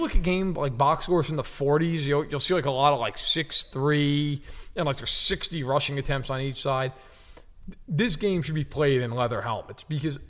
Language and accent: English; New York, United States; I'm from New York